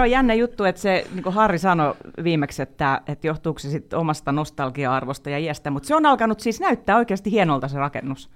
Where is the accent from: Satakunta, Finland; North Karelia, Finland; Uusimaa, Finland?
Satakunta, Finland; Pori; born or raised there